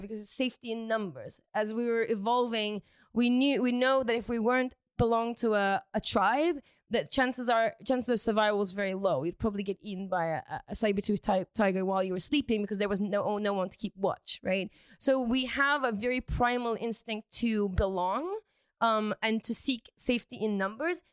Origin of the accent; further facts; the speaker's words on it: United Kingdom; I'm British, so I say fancy